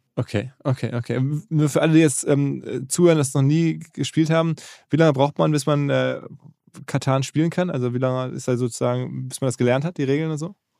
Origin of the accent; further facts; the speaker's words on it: Essen, North Rhine-Westphalia, Germany; in Essen, meine Heimatstadt